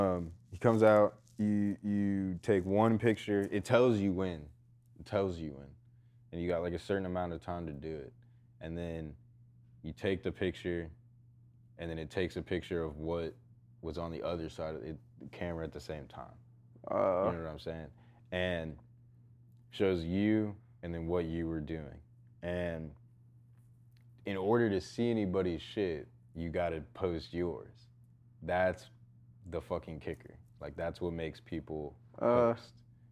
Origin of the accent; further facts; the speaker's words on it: Texas, United States; I hated growing up in Texas because we could only wear shorts and a t-shirt.